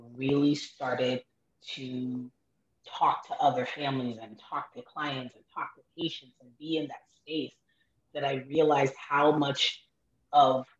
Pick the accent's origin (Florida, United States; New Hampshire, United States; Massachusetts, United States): Florida, United States; Miami; also born or lived in Haiti (parents); now in Orlando, United States; we relocated to Miami when I was probably about 6 years old, and I pretty much lived in Miami off and on from the time I was six